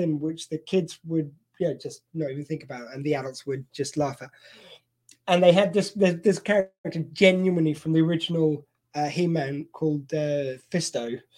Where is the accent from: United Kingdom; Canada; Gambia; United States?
United Kingdom; See, we're working clean, but we're British, so we can use innuendo.